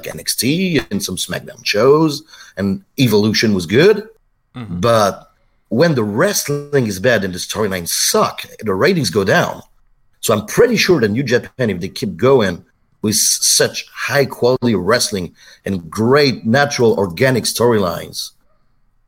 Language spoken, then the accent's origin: English; France